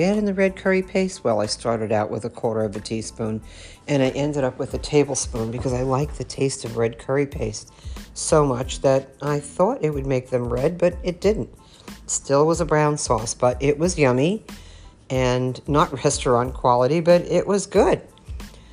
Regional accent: New York, United States; growing up in New York, I grew up with a lot of Italians

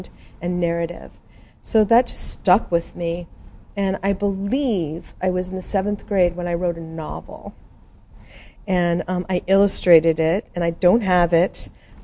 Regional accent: Albuquerque, New Mexico, United States; moved away as an adult; I'm from Albuquerque

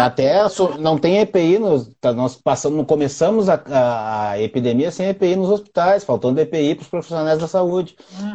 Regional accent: Brazil; a gente é brasileiro

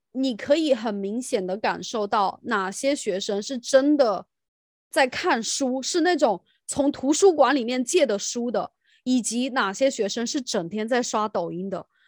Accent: China; now in United Kingdom; 就我们在大陆叫语文嘛

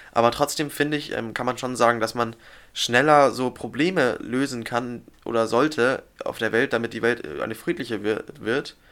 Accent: Germany; wir als Deutsche

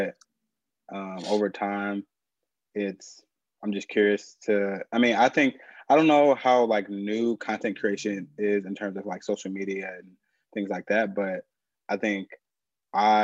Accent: Urbana, Illinois, United States; moved away as an adult; now in Chicago, United States; I'm from Urbana, Illinois. Grew up there

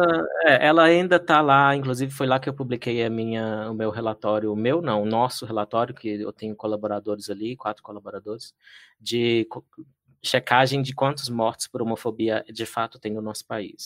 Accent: Patos de Minas, Minas Gerais, Brazil; also born or lived in Lagamar; eu sou de Minas, sou do interior de Minas, eh, nasci em Patos de Minas

